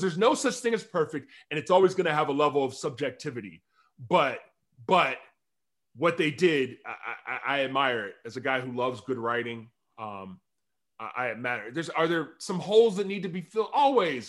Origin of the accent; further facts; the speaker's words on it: Alabama, United States; also born or lived in Mississippi; I, I grew up in Alabama